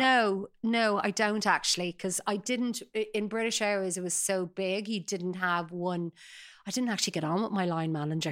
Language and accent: English; Sutton, Leinster, Ireland; I grew up in Sutton, uh, very idyllic life, beautiful coastal